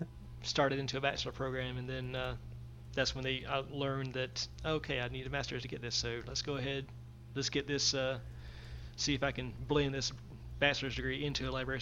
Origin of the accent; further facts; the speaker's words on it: Georgia, United States; now in Florida, United States; Born and raised in Georgia, and now I'm pretty much in Florida. So, or like where I'm right on the border